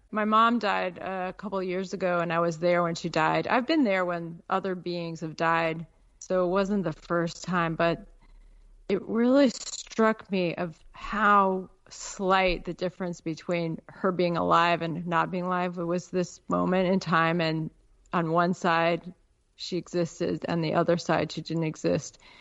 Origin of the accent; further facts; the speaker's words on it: Peoria, Illinois, United States; moved away as an adult; also born or lived in Chicago, Illinois / Alaska; I grew up in Il-, Peoria